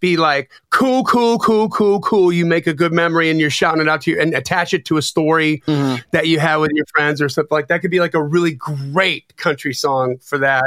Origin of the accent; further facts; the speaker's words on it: Delavan, Wisconsin, United States; I grew up in Lake Geneva. Oh. Well, actually, Delavan, Wisconsin, right next door to Lake Geneva